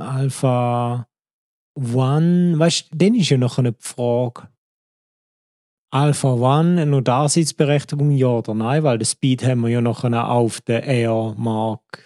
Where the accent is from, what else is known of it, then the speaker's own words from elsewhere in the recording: Switzerland; als richtiger Schweizer Staatsbürger